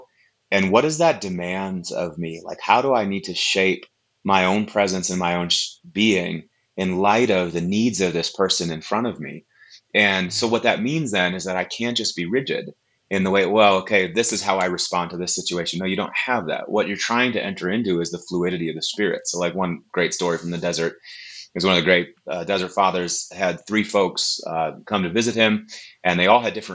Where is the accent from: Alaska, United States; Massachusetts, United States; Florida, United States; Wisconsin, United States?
Wisconsin, United States; moved away; also born or lived in Tulsa, Oklahoma; Born and raised in Wisconsin in a charismatic church, but I went to Oral Roberts University.